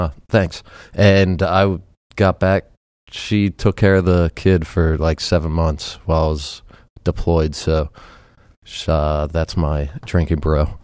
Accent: Baltimore, Maryland, United States; moved away as an adult; now in Twentynine Palms, United States; we're originally from Baltimore

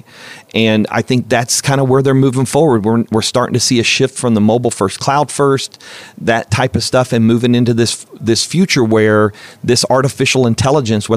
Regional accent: United States; as an American and American football fan

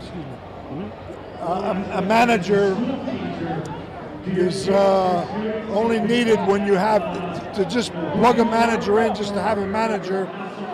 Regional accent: Trenton, New Jersey, United States; moved away as an adult; also born or lived in Pennsylvania; I was born and raised in Trenton, which is just a stone's throw from here.

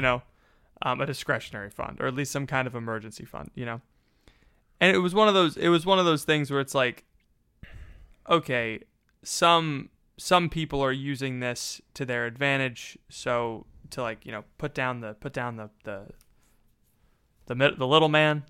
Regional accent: Florida, United States; now in Pennsylvania, United States; I'm from Florida, I live in Pennsylvania

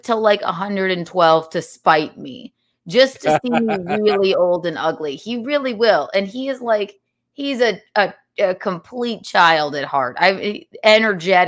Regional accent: South Carolina, United States; I grew up in South Carolina

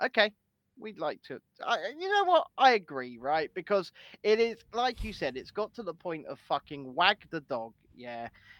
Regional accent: England, United Kingdom; I'm English.

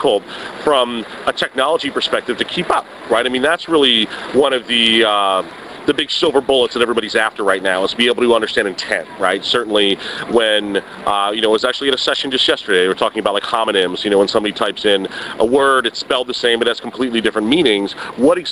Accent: Miami, Florida, United States; I grew up in Miami

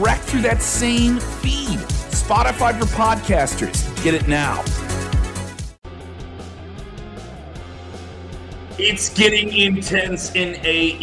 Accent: Chicago, Illinois, United States; I'm from Chicago

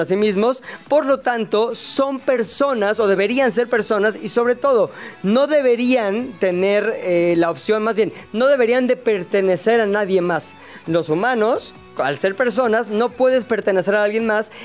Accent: Mexico; yo como mexicano

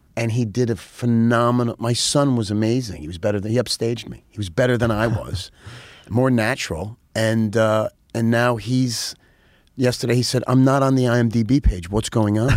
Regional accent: New York City, New York, United States; also born or lived in Rockland County, New York / Nyack, New York; I grew up in New York. I was, uh, I was, I was in the Bronx till I was about fifteen

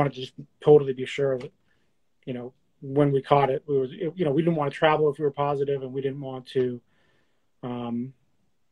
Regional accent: New Hampshire, United States; moved away as an adult; also born or lived in Boston, Massachusetts; Like, I grew up around here. Like, I'm from New Hampshire, but lived in Boston for, you know, 23 years.

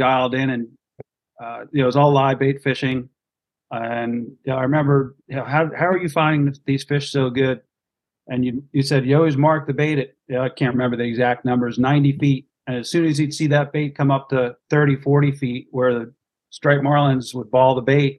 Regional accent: New Jersey, United States; I grew up in New Jersey

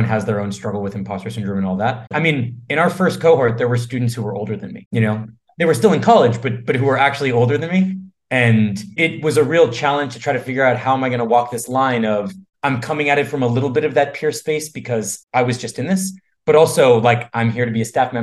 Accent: Boston, Massachusetts, United States; I grew up in Boston

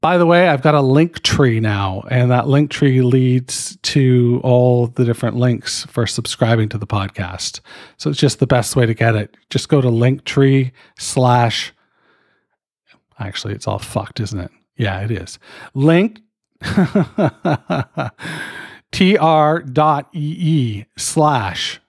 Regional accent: Canada; I'm fucking Canadian.

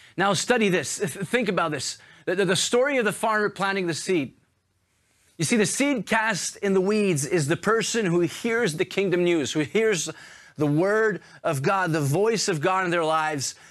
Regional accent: Montreal, Quebec, Canada; now in Paris, France; I'm originally from Montreal, so it's such a privilege for me to be in my hometown

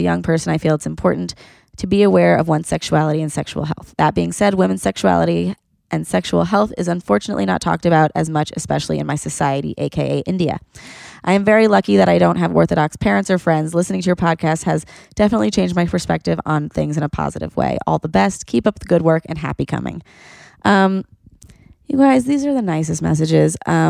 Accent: Argentina; I'm from Argentina, by the way.

